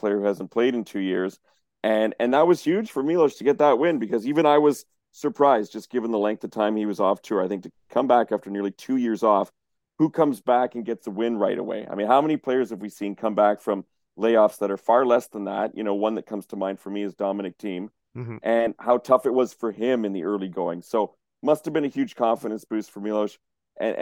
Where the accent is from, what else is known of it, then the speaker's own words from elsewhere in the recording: Canada; I'm Canadian